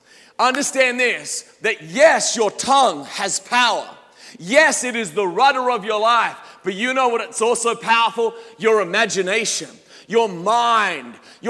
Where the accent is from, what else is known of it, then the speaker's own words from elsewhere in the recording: Australia; As an Aussie, my accent is not perhaps as strong as it used to be, but you get me around some Australians and all of a sudden some Australian words will start popping out.